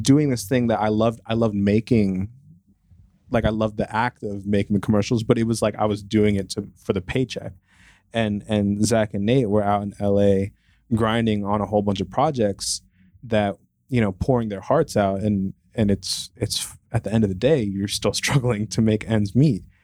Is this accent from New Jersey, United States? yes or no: yes; New Jersey, United States; moved away as an adult; also born or lived in Boston; I'm from Jersey